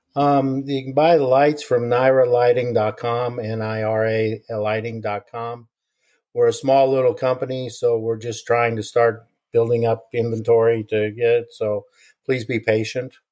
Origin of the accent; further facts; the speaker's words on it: Kansas, United States; I grew up in Kansas